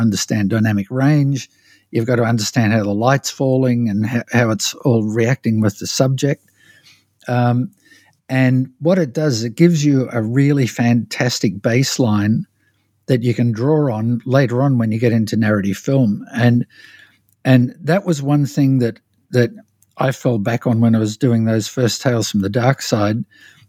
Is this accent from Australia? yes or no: yes; Australia; moved away; growing up in Australia